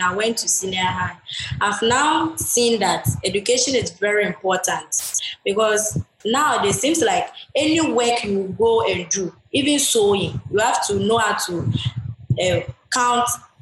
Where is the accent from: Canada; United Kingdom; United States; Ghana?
Ghana; When I was in my hometown, I don't go to school, and I didn't even know how to read